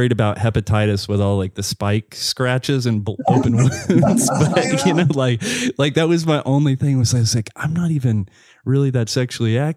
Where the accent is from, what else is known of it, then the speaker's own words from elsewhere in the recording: the South, United States; growing up in the south like most of the the the guys that ended up you know coming out later on they were closeted at that time